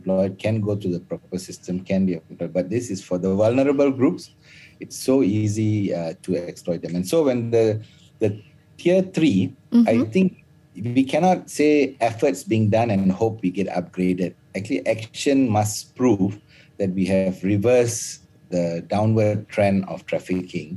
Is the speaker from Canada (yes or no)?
no; Malaysia; As a Malaysian